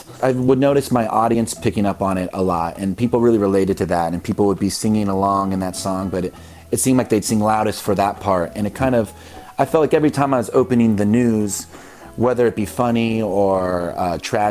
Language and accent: English; Midwest, United States; I grew up in the Midwest where religion is sort of everywhere